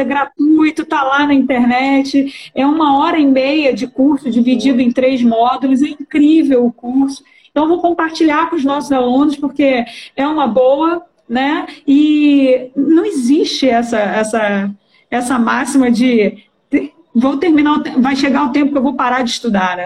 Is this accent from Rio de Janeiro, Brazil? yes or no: yes; Baixada Fluminense, Rio de Janeiro, Brazil; eu vim da Baixada Fluminense